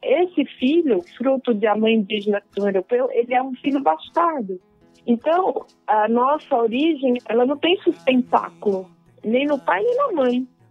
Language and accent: Portuguese; Brazil; nós brasileiros